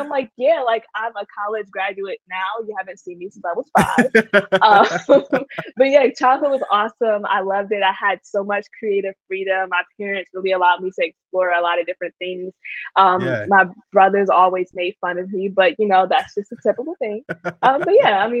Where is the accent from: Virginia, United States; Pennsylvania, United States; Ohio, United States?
Pennsylvania, United States; Harrisburg; I am from Harrisburg, Pennsylvania, which nobody knows about, so it's absolutely okay. It's like the smallest city ever